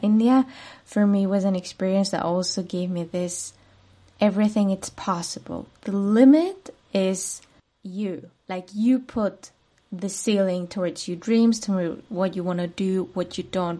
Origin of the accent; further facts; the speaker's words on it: Madrid, Community of Madrid, Spain; moved away as an adult; now in Munich, Germany; I am originally from Spain, particularly from Madrid, the capital city, but I've been living for the past eight years in Munich, Germany.